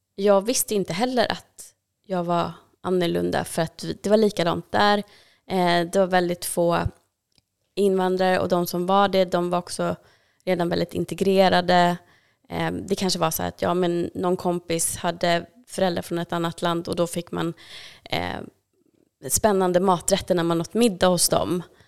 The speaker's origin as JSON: {"language": "Swedish", "town": "Täby", "region": "Stockholm County", "country": "Sweden", "tie": "born or raised there", "said": "jag växte upp i Täby"}